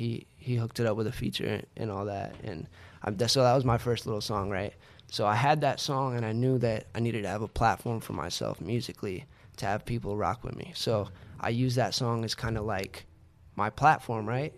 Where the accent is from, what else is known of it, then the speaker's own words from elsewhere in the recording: San Antonio, Texas, United States; moved away; I'm from San Antonio, Texas